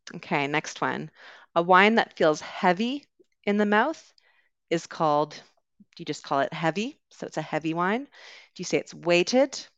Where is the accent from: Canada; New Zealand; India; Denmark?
Canada; accent: Canadian; moved away as an adult; also born or lived in United Kingdom; I am originally from Canada, so you will hear a Canadian accent today